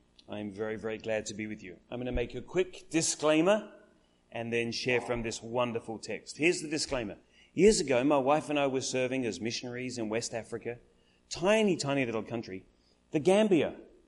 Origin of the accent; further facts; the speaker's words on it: Adelaide, South Australia, Australia; now in Melbourne, Australia; had been there, and we came back to Adelaide. We live in Melbourne now. We've lived everywhere. We're kind of from Adelaide.